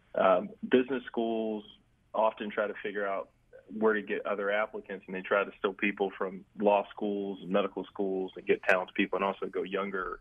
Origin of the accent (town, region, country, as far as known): Greensboro, North Carolina, United States; born or raised there